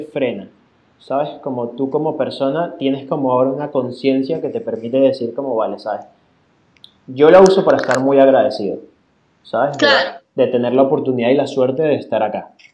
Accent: Venezuela; now in Spain; en mi país

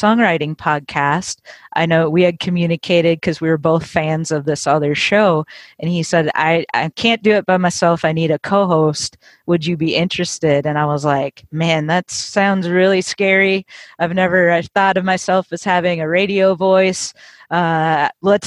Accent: Minnesota, United States; moved away as an adult; now in Nashville, United States; originally I'm from Minnesota

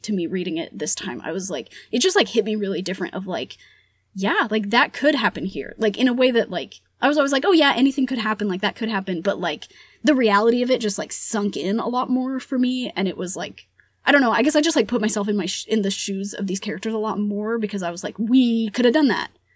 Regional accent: United States; first language Spanish; English is a second language; we're American

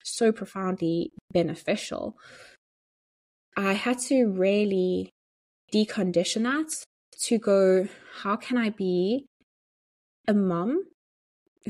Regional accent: South Africa; moved away as an adult; also born or lived in Johannesburg, South Africa; now in Dublin, Ireland; I was going from being a South African living in South Africa to being a South African living in Dublin and as an immigrant

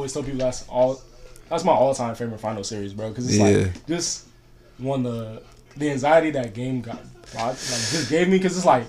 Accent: Rialto, California, United States; Montana. Okay. Rialto.

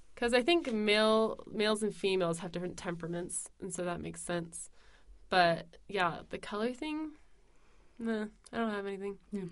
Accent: United States; as an American

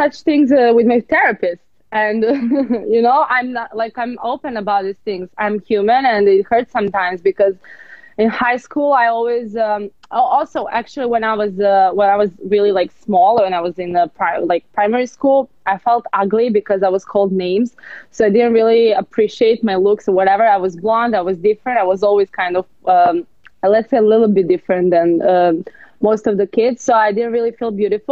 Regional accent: Serbia; now in Los Angeles, United States; I'm from Serbia.

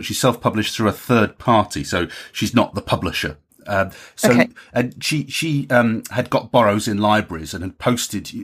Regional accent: Hamstreet, South East England, United Kingdom; accent: southern; now in north of England; I was born in Ham Street near Ashford, you see, so we've got that in common. That's where my southern accent comes from, even though I live in the north

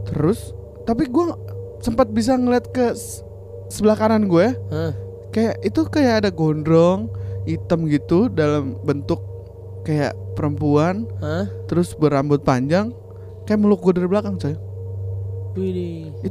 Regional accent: Sukabumi, West Java, Indonesia; uh, itu gue gue lagi ke kampung gue ya, di Sukabumi

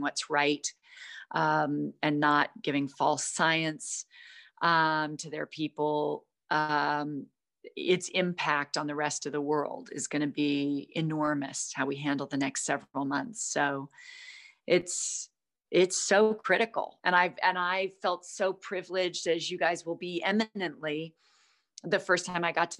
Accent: United States; being American

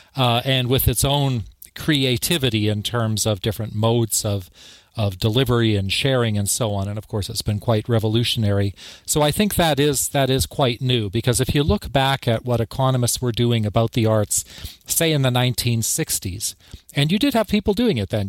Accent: Canada; moved away as an adult; also born or lived in Tasmania, Australia; now in Bloomington, United States; my home country of Canada

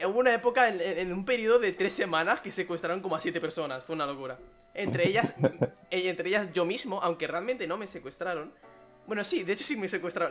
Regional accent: Spain; nosotros somos españoles

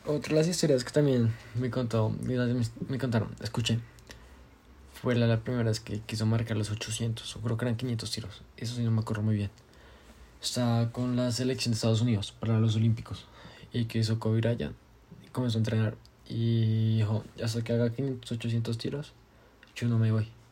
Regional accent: Colombia; yo soy colombiano

